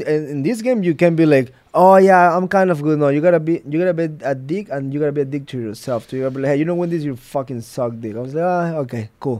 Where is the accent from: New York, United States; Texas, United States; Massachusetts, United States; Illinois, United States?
New York, United States; Yeah, but I'm from New York.